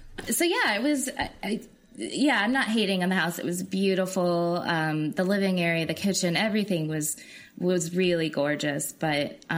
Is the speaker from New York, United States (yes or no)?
no; Tennessee, United States; Yeah, I grew up in Tennessee.